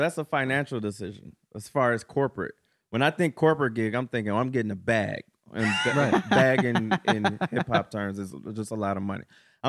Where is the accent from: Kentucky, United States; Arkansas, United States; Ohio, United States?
Ohio, United States; I'm from Ohio, but that's the thing about Ohio. There's actual like cities and shit in Ohio.